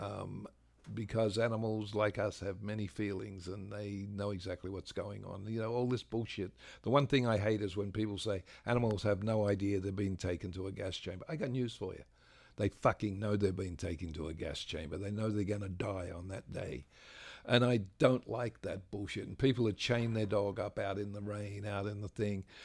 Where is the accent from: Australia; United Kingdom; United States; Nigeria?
Australia; I'm an Australian.